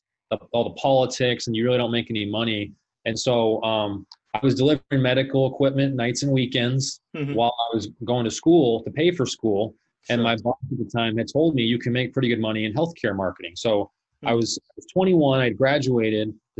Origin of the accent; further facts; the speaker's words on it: Phoenix, Arizona, United States; also born or lived in Colorado; I was born and raised here in Phoenix, Arizona. So I pretty much lived here my entire